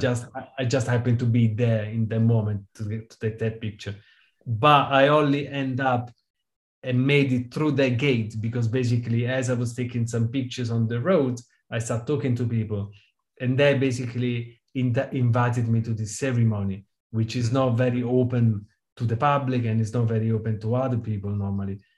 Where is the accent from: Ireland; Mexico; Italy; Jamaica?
Italy; Rome, Lazio; now in United Kingdom; I grew up in Rome